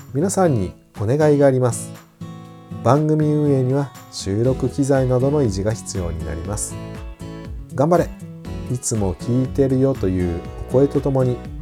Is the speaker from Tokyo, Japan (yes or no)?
no; Kagawa, Japan; moved away; 香川県生まれ